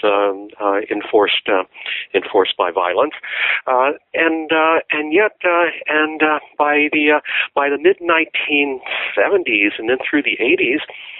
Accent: El Paso, Texas, United States; moved away as an adult; also born or lived in Kansas / Utah / San Jose, California; now in Wisconsin, United States; I was born in El Paso, Texas, many years ago

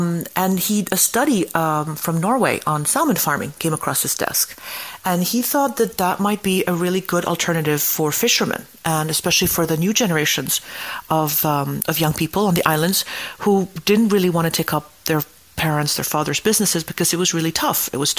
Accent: Greece; I'm from Greece

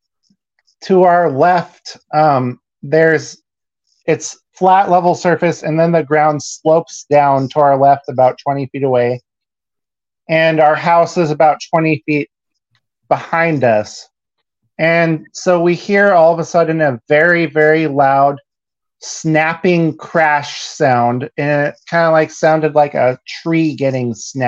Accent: Ashland, Oregon, United States; I was in the sixth grade. So I was probably like 11, 12 years old. And at the time, my family lived in Ashland, Oregon

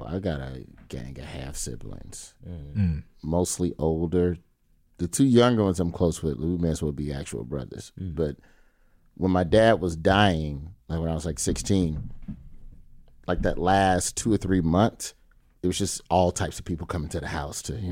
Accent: Alabama, United States; I'm from Alabama

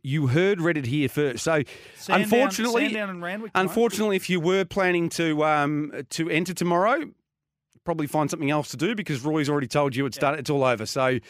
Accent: Geelong, Victoria, Australia; Geelong, my hometown.

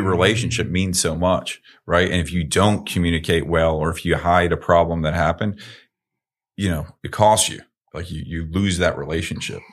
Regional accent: Northeast, United States; I was growing up in the Northeast

